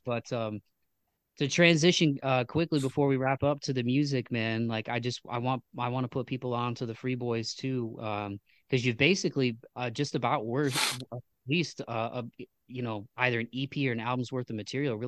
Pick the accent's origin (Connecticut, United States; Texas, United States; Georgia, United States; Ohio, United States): Ohio, United States; Toledo; I grew up in Toledo, Ohio